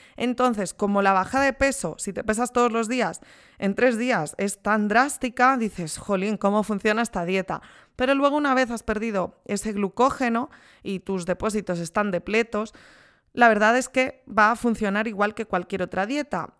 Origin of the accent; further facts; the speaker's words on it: Spain; Soy de España